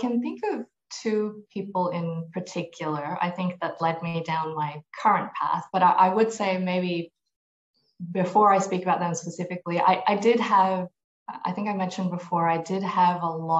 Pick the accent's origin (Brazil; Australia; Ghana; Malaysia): Malaysia; born there; also born or lived in United States / New Zealand; I was born in Malaysia. I grew up through a combination of the US, Malaysia, and then New Zealand.